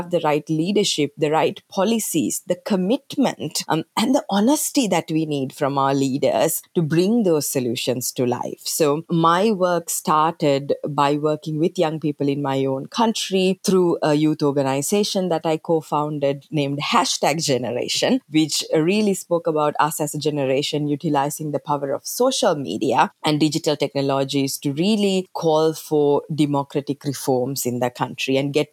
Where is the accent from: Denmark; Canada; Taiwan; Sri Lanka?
Sri Lanka; moved away as an adult; now in United States; I'm originally from Sri Lanka. That's where I was born and brought up until I moved to the United States to work at the UN.